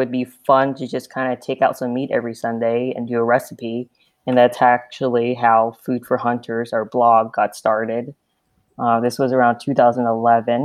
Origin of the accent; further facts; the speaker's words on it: Southern California, United States; moved away as an adult; now in Nebraska, United States; I'm also from Southern California. Grew up pretty close to where Rick was. We moved out to Nebraska about 8 years ago